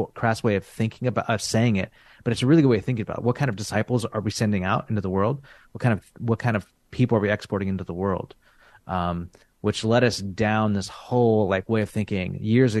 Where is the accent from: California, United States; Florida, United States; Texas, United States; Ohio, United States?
California, United States; Central; moved away as an adult; now in San Francisco, United States; We grew up in Central California